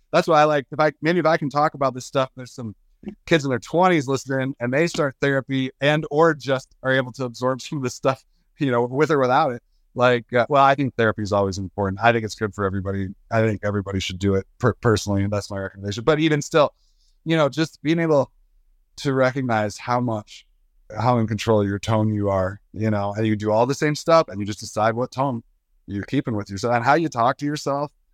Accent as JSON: {"language": "English", "region": "Michigan", "country": "United States", "said": "I come from Michigan"}